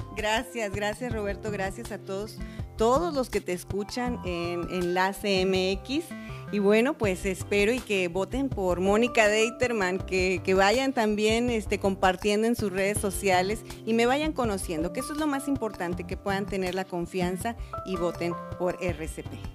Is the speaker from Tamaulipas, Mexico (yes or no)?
yes; Matamoros, Tamaulipas, Mexico; born or raised there